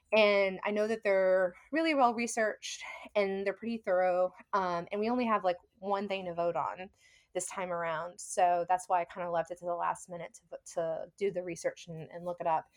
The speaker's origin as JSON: {"language": "English", "region": "the South", "country": "United States", "tie": "born or raised there", "lives_now": "New Orleans, United States", "said": "growing up in the South"}